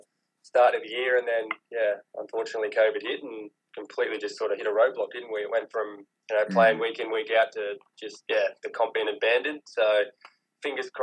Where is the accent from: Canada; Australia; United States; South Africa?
Australia; Brisbane, Queensland; also born or lived in Canberra; So we moved to Brisbane when I was 7